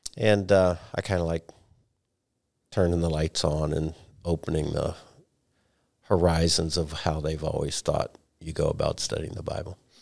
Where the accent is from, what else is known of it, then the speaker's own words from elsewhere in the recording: United States; as an American